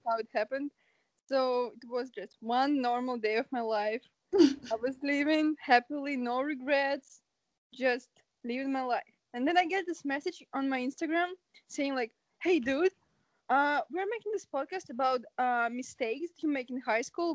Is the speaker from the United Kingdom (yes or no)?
no; Ukraine; now in Canada; I'm from Ukraine, but currently I'm in Canada